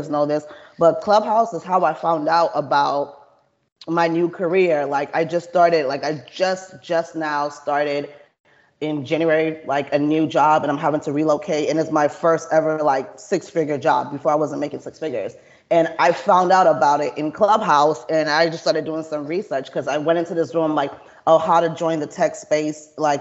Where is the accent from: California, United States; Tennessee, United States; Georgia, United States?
Georgia, United States; Atlanta; moved away as an adult; now in Houston, United States; I'm not even from Texas. So I'm from Atlanta. So I came to Houston like 10 years ago